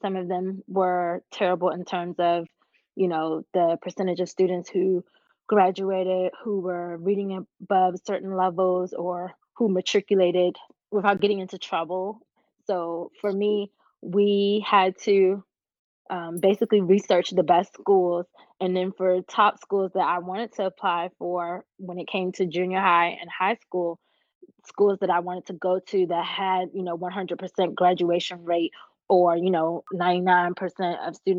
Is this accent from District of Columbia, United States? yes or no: yes; Washington, District of Columbia, United States; I guess my experience in navigating the school system has been pretty interesting, especially growing up in Washington, D.C.